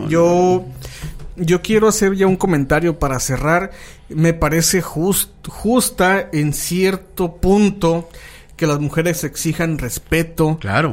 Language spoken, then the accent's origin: Spanish; San Luis Río Colorado, Sonora, Mexico; somos obviamente del norte, somos de San Luis Río, Colorado, Sonora, de la ciudad de las cuatro esquinas